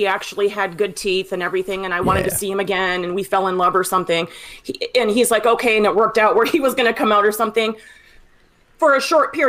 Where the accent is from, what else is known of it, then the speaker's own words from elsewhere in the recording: Las Vegas, Nevada, United States; I'm from the Las Vegas area. So I flew from Vegas to, Pennsylvania.